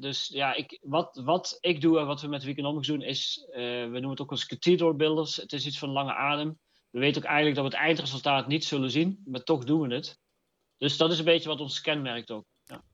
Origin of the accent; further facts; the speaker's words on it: North Brabant, Netherlands; ik kom uit het Brabantse